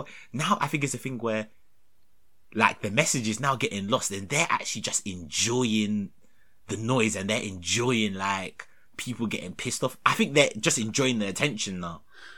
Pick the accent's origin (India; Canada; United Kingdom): United Kingdom; I'm British.